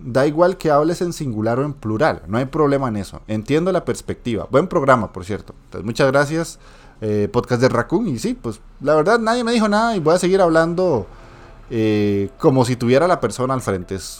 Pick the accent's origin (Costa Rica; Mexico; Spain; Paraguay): Costa Rica; yo soy de Costa Rica